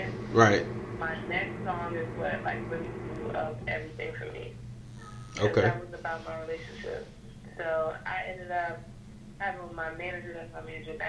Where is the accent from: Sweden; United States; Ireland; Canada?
United States; Washington, District of Columbia; moved away; also born or lived in Raleigh, North Carolina; I'm originally, 202571 baby, so Washington, D.C.